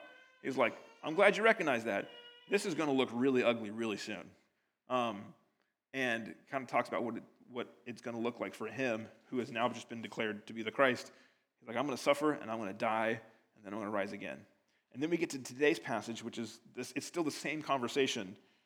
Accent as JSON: {"language": "English", "country": "United States", "moved": "yes", "lives_now": "United Kingdom", "said": "As an American living over here"}